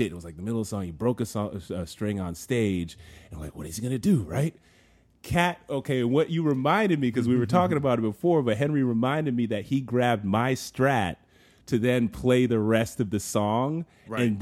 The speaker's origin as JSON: {"language": "English", "town": "Paris", "region": "Île-de-France", "country": "France", "said": "I'm from Paris."}